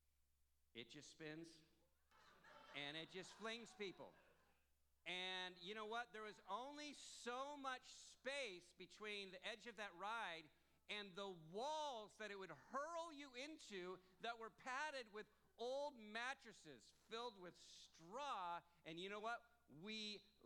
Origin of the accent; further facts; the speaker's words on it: Santa Cruz, California, United States; I was born in Santa Cruz